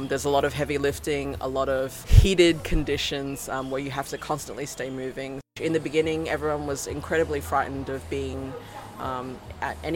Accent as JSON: {"language": "English", "country": "Australia", "moved": "as an adult", "lives_now": "Shanghai, China", "said": "I'm originally from Australia, and I've been living in Shanghai for 7 years now."}